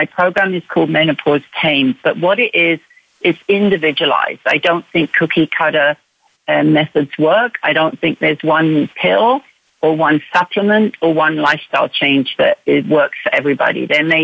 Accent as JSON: {"language": "English", "country": "United Kingdom", "moved": "yes", "lives_now": "Canada", "said": "But I am British. Yes, I'm from the UK."}